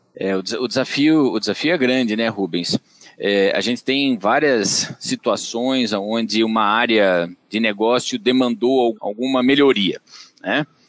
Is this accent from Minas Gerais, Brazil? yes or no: no; Tatuí, São Paulo, Brazil; accent: caipira; eu sou natural de Tatuí, eu vou comentar isso porque facilmente vocês vão identificar pelo meu sotaque meu sotaque é caipira